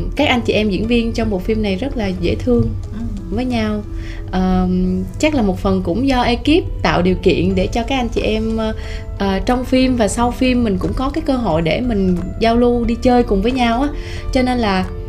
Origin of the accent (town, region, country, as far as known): Tiền Giang, Vietnam; born or raised there; moved away